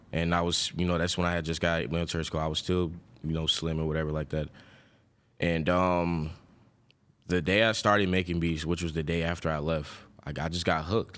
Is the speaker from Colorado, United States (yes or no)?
no; Lawrenceville, Georgia, United States; also born or lived in Flint, Michigan / Atlanta; I'm born in Flint, Michigan. I left Flint, Michigan when I was seven and then went straight to Lawrenceville, Georgia